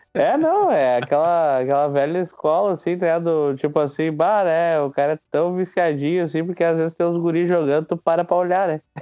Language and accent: Portuguese; Nova Hartz, Rio Grande do Sul, Brazil; Sou, sou natural de Navarrartes